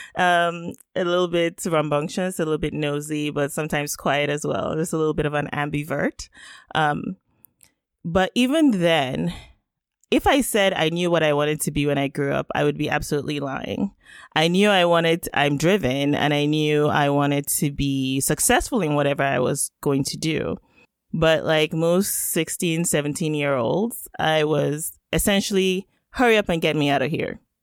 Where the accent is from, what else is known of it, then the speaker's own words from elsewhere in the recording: Nigeria; first language Yoruba; English is a second language; now in Canada; I am Nigerian by birth. And of course, that's where I grew up